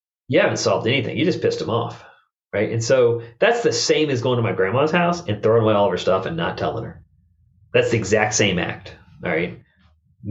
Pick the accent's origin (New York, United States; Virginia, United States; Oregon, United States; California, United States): Virginia, United States; Richmond; I grew up in Richmond, Virginia.